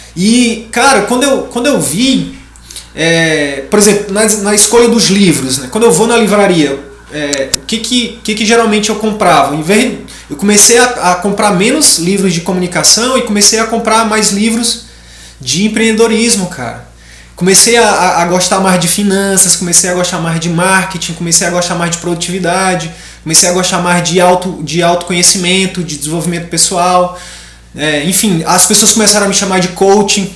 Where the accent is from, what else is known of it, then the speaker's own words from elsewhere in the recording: Piauí, Brazil; moved away as an adult; lá do Piauí, lá, do, lá da minha região, lá do Cristalvinho, lá de Picos